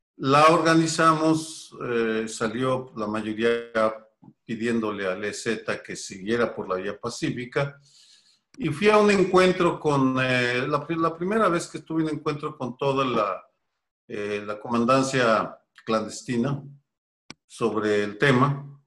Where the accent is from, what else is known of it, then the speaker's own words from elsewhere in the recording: Guadalajara, Jalisco, Mexico; moved away as an adult; also born or lived in Mexico City; yo crecí en Guadalajara, me involucré en política estudiantil en mi ciudad natal